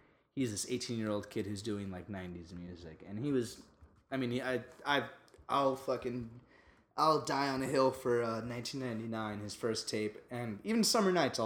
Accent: New York, United States; we're from New York

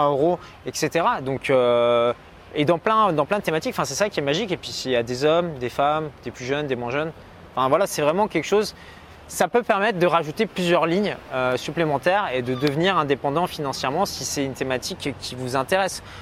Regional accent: France; je suis né en France, je parle français

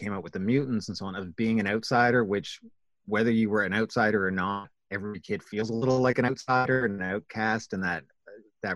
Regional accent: Canada; my experience even as Canadian is different

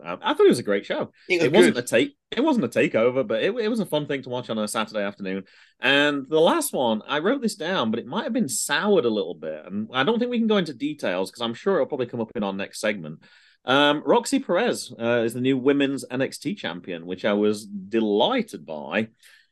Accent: United Kingdom; moved away; as a Brit

